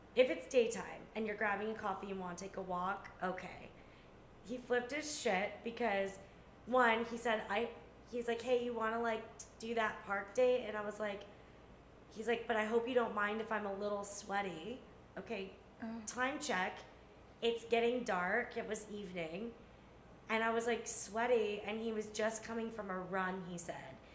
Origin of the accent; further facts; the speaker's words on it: California, United States; moved away as an adult; also born or lived in New York; I was like from California